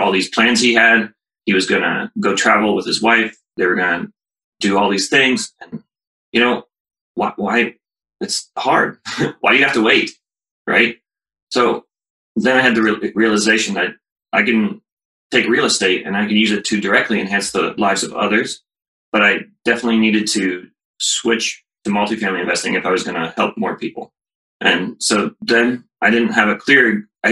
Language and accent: English; Columbus, Ohio, United States; I grew up in Columbus. I went to Ohio State. I moved away for a job after college, but I'm back now